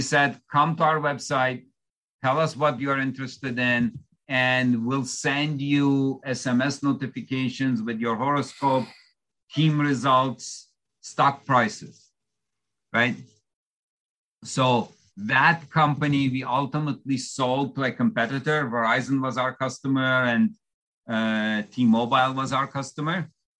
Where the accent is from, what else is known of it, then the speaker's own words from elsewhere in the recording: Istanbul, Turkey; English is a second language; So I come from Istanbul, Turkey. So English actually happens to be my fourth language. So that's why you may detect a slight accent.